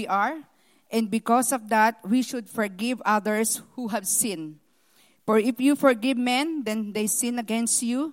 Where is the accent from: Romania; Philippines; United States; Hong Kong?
Philippines; moved away; I was born in the Philippines, the eldest daughter in a family with 12 children